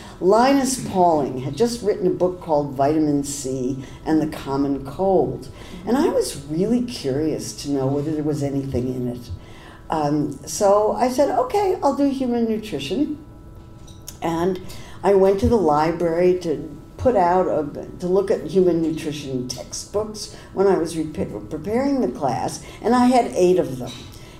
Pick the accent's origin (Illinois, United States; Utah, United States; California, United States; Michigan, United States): California, United States; Berkeley; I didn't really understand the difference between Democrats and Republicans because I came from Berkeley and we thought they were all the same.